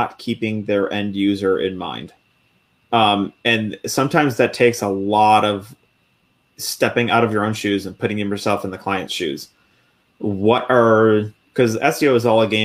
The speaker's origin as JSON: {"language": "English", "town": "Buffalo", "region": "New York", "country": "United States", "tie": "born or raised there", "moved": "as an adult", "said": "I grew up in Buffalo, New York. Everybody calls, pop. I call it pop. But I moved out of Buffalo when I joined the military"}